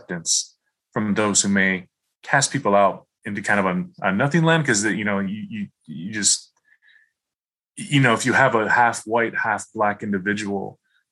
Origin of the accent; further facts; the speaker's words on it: Michigan, United States; I grew up in Michigan